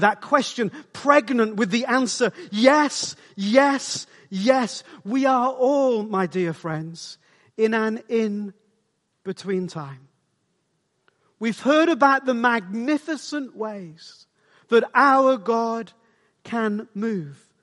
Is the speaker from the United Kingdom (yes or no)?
yes; South Wales, United Kingdom; I grew up in South Wales